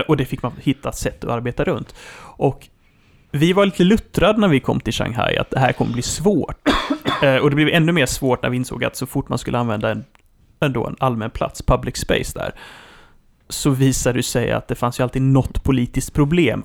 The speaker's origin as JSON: {"language": "Swedish", "country": "Sweden", "said": "man kommer ju dit ur ett perspektiv som svensk"}